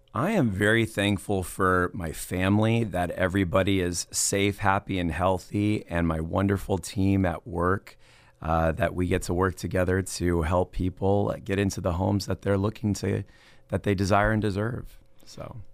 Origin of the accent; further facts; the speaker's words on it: Los Angeles, California, United States; moved away as an adult; also born or lived in Playa Vista, Los Angeles; now in Fresno, United States; I was born in Tarzana in the San Fernando Valley, and I grew up there